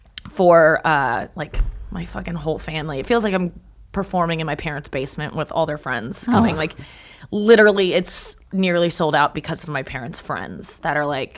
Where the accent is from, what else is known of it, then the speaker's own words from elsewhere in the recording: St. Louis, Missouri, United States; St. Louis.